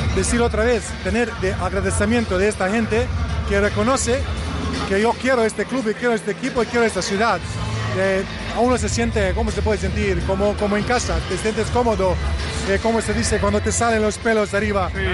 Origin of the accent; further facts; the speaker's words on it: Bosnia & Herzegovina; Spanish is a second language; also born or lived in Vitoria, Spain; yo vivo en Bosnia ahora, en mi país, vivo ah, en, la ciudad donde nació